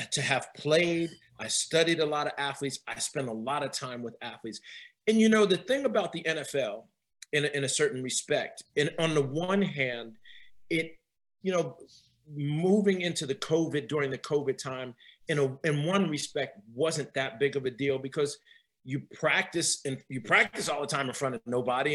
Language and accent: English; New Jersey, United States; moved away as an adult; also born or lived in New York; now in Northern Virginia area, United States; I'm from up north. I'm from Jersey, and I went to graduate school in New York.